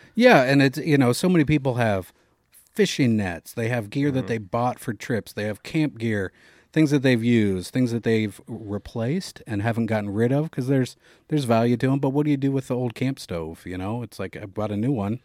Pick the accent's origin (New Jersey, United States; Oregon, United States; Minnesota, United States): Oregon, United States; born or raised there